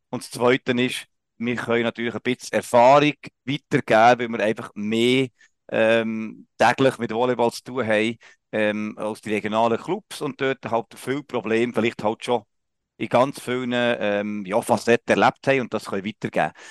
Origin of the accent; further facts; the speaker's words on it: Solothurn, Switzerland; ich als Solothurner, gell.